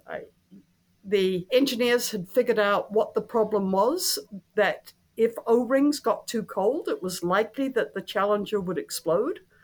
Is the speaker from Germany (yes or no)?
no; New Zealand; moved away; Statistics New Zealand, which is my home country